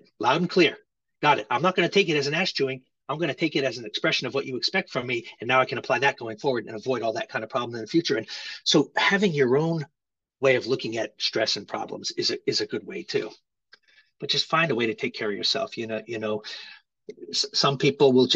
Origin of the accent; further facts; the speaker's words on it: Rhode Island, United States; moved away as an adult; also born or lived in Hawaii; I grew up in Rhode Island, which is the ocean state. I grew up on the water